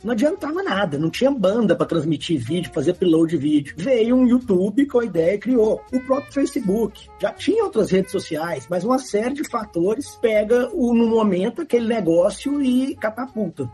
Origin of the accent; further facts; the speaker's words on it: Belo Horizonte, Minas Gerais, Brazil; eu sou de BH